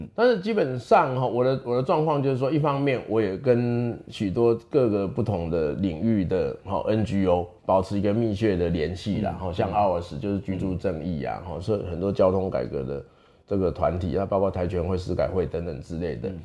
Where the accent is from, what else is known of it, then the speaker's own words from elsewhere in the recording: the mountain area of Chiayi, Chiayi County, Taiwan; 我出生在嘉义的山区